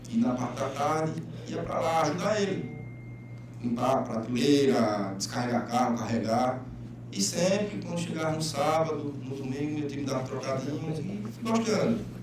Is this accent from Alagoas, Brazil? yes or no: yes; Roteiro, Alagoas, Brazil; E nada mais justo de fazer isso na cidade em que nasci e na cidade aonde cresci, que é Roteiro, cidade que de fato eu amo